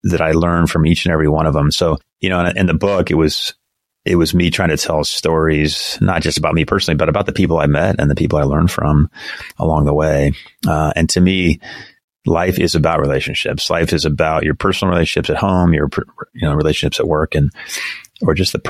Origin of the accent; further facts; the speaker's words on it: California, United States; also born or lived in Las Vegas, Nevada; I grew up in California, joined the Navy to fly